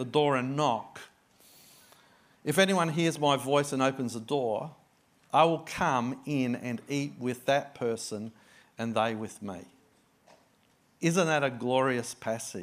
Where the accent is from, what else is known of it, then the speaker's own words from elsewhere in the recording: Adelaide, South Australia, Australia; moved away as an adult; now in Sydney, Australia; This is my hometown. I was born in Adelaide. I grew up in Adelaide, not far from you guys. And I moved to Sydney